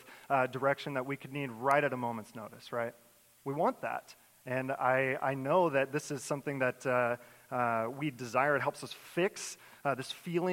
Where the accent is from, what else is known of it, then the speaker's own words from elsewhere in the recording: Jacksonville, Florida, United States; moved away as an adult; now in New York, United States; I grew up in the great city of Jacksonville, Florida